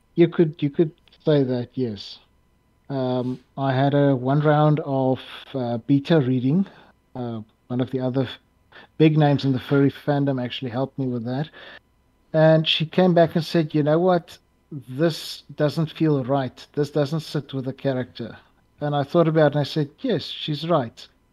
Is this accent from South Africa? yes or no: yes; South Africa; i think of myself as the best known south african